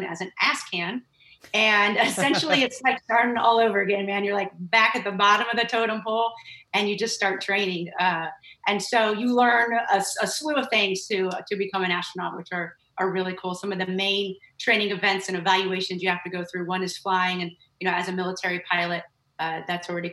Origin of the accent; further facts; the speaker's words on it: Northern California, United States; moved away as an adult; I grew up in Northern California with my family